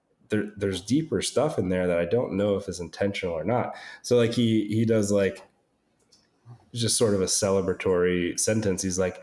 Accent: United States; I'm Italian American

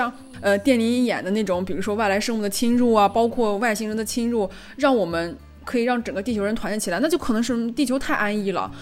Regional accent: China; now in Hong Kong; 我是中国人

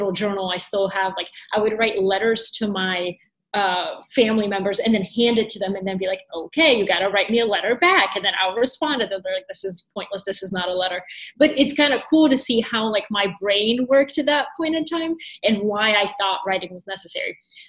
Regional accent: Atlanta, Georgia, United States; also born or lived in Bulgaria; So very quickly, I was born in Bulgaria. And in 1999, my dad won a green card to come to the United States. So we moved, of all places, to Atlanta, Georgia.

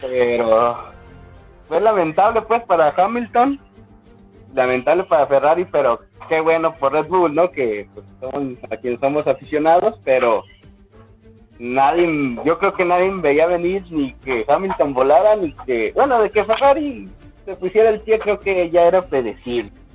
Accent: Mexico; Como mexicano

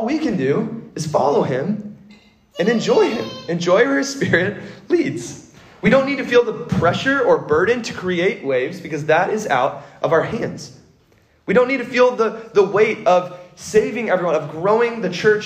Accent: Kentucky, United States; moved away as an adult; also born or lived in California; I grew up in Kentucky, far, far away from an ocean

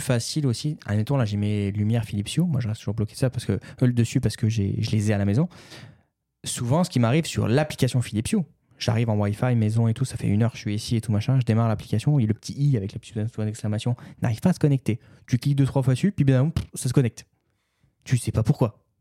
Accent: France; moved away; chez moi en France, mes parents

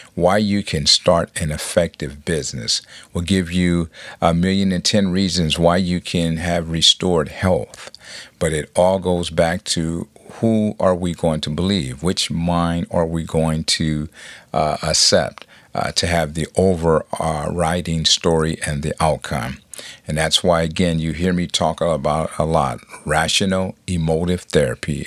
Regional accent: Compton, California, United States; I'm from Compton

